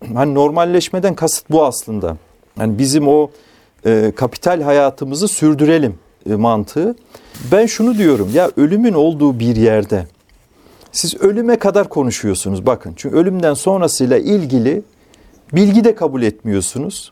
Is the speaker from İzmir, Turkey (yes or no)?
no; Kayseri Province, Turkey; moved away; Kayseri'de doğduğum, çocukluğumun geçtiği köyde